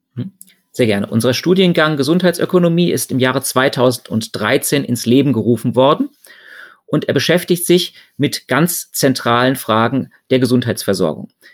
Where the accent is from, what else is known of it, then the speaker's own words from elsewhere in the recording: Germany; Bei uns in Deutschland